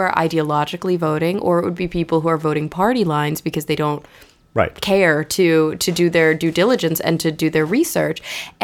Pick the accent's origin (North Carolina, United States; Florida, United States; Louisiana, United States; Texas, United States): Texas, United States; Plano; moved away as an adult; also born or lived in New York; I grew up in Plano, Texas, which is a suburb of Dallas